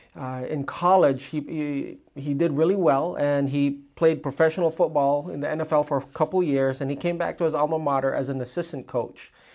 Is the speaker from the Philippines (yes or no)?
yes; Philippines; I am Filipino, I am like the most shamed Filipino